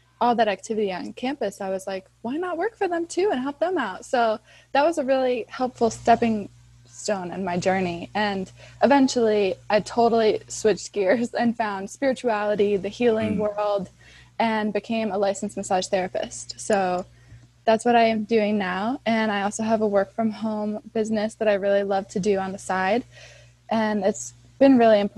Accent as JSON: {"language": "English", "region": "Connecticut", "country": "United States", "tie": "born or raised there", "said": "I was born and raised in Connecticut"}